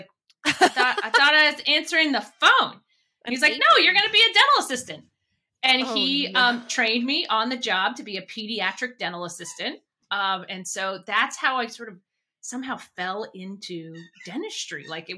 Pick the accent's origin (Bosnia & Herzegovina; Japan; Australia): Japan; born there; also born or lived in outside Washington, D.C., United States; So I'm a military brat kid. So I was born overseas in Japan and spent my growing up years moving every, 3 years kind of all around. And then ended up in doing high school up in just outside of Washington, D.C.